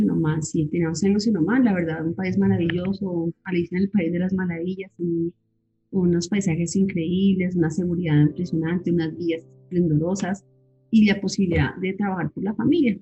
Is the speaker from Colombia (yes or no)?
yes; Bogotá, Colombia; moved away as an adult; also born or lived in Villavicencio, Colombia / Oman; me vine con mis hijitos a, a Bogotá, que es mi, mi país, mi tierra, mi sitio, pues mis papás ya no están y, pues tengo muy poca familia acá, pero es, es el país donde he crecido